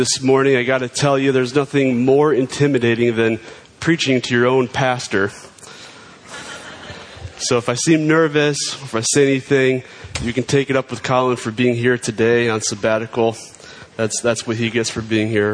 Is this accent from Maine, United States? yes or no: no; New York, United States; I'm a New Yorker